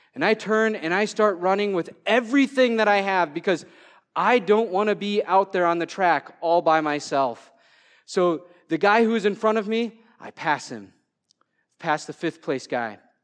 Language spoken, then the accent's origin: English; Waterville, Minnesota, United States; I'm from Waterville, Minnesota